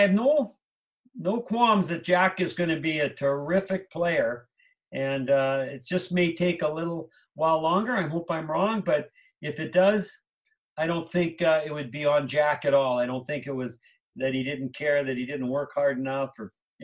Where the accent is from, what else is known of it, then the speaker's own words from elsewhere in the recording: Canada; moved away as an adult; also born or lived in New Jersey; now in Minnesota, United States; I grew up in Canada.